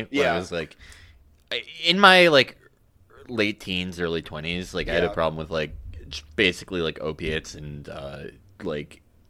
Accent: Midwest, United States; I'm from the Midwest.

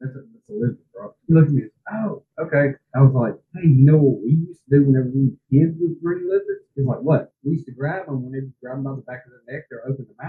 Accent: West Coast, United States; Like, David, I'm from the West Coast, man.

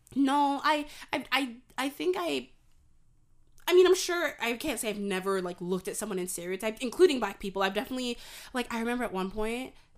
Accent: Canada; I'm from Canada

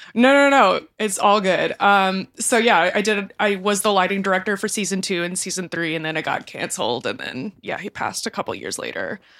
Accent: Kingwood, Texas, United States; moved away as an adult; also born or lived in New York City; I grew up in the outskirts of Houston, Texas, in a town called Kingwood

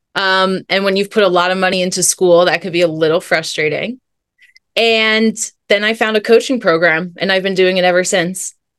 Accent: New Jersey, United States; moved away as an adult; also born or lived in California; my journey began in New Jersey. That's where I'm from.

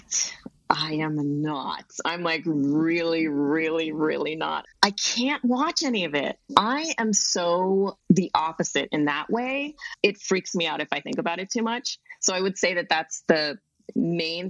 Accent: Hawaii, United States; moved away; because I grew up in Hawaii

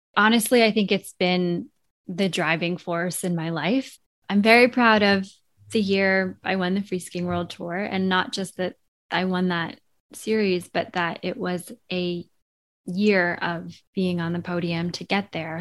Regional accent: Vermont, United States; growing up in Vermont, there was always this strong sense of place in the natural world

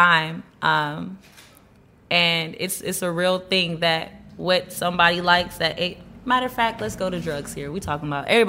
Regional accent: United States; also born or lived in Panama / Georgia, United States / Texas, United States; I'm originally from Panama, hence … I grew up in Georgia and Texas.

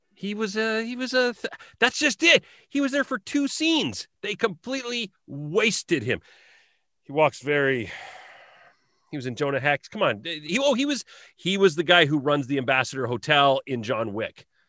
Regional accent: Southern Alberta, Canada; when I was growing up in Southern Alberta in the nineties.

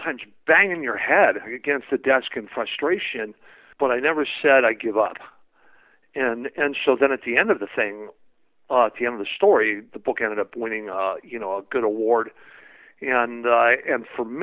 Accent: San Francisco Bay Area, California, United States; I grew up in the San Francisco Bay Area.

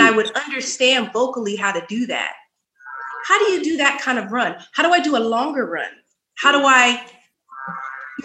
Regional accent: Sacramento, California, United States; also born or lived in Oakland, California; I moved to Sacramento when I was four.

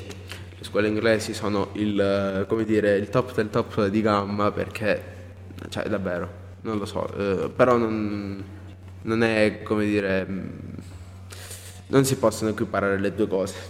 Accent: Nova, near Oppido Mamertina, Calabria, Italy; io vengo da un paese un po' più lontano da, rispetto a Oppido perché io in realtà il liceo classico potevo tranquillamente andare io sono di Nova

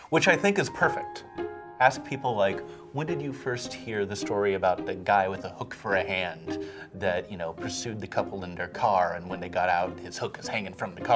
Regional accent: Portland, Oregon, United States; I'm from Portland

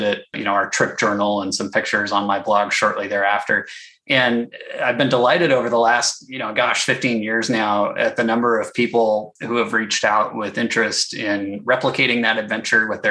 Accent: Sacramento, California, United States; Growing up in the Sacramento area

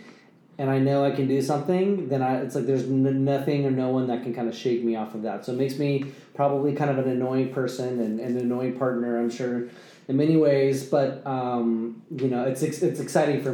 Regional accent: Vacaville, California, United States; moved away as an adult; now in Napa Sonoma area, United States; Born and raised in Vacaville

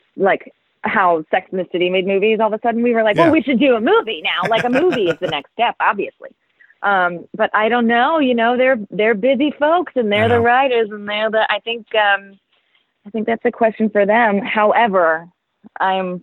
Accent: Worthington, Ohio, United States; moved away; I grew up in Ohio

